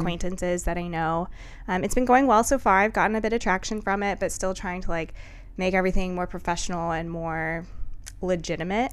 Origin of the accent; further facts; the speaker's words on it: Carmel, Indiana, United States; also born or lived in Bowling Green, Ohio; I am from Carmel. I was born there, raised there.